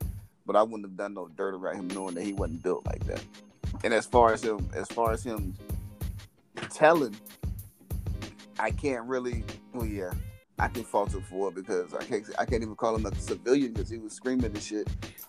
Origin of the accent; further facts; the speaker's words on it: Virginia, United States; now in Texas, United States; I'm from Virginia.